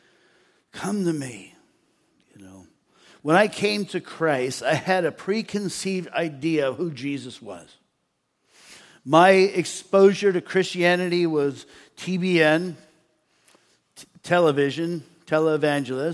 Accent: United States; also born or lived in Austria; I'm an American who speaks English

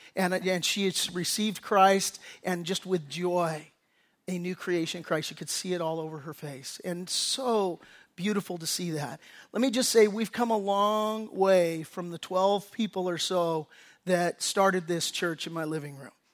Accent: Redondo Beach, California, United States; I grew up in Redondo Beach.

